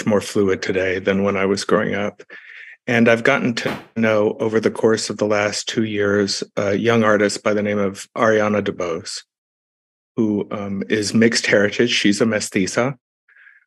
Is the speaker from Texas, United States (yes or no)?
yes; Texas, United States; my home state of Texas